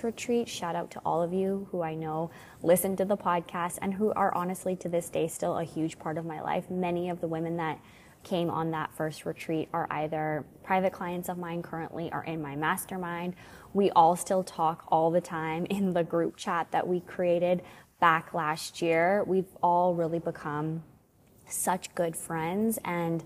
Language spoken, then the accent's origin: English; Canada; also born or lived in Alberta; my sister-in-law and I, we're from Canada, and we live in Alberta